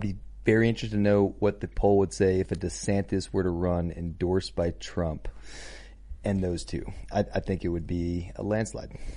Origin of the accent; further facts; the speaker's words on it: Connecticut, United States; moved away; home state of Connecticut